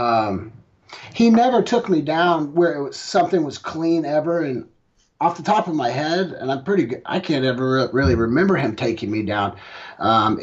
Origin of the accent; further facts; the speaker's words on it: Oklahoma, United States; I'm from Oklahoma